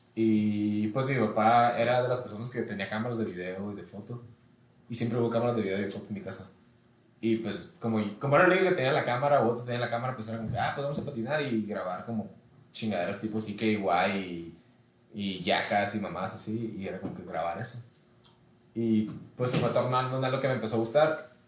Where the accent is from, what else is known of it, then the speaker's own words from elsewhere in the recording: Ensenada, Baja California, Mexico; moved away as an adult; now in Culiacán, Mexico; soy de Ensenada. Tengo tres años que me mudé a Culiacán. Allá vivo con mi esposa